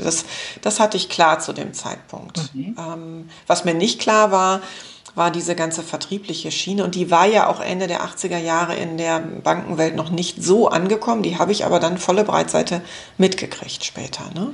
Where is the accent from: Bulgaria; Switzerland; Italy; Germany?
Germany; West Germany; also born or lived in Düsseldorf; bei uns im Westen